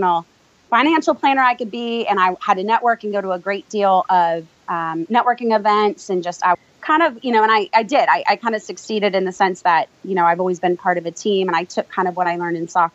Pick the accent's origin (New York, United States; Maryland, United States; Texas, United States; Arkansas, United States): Texas, United States; Houston; But I was born in Houston, Texas